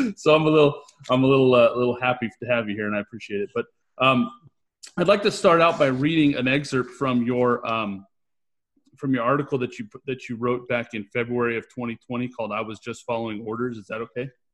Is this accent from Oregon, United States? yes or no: no; California, United States; I'm from California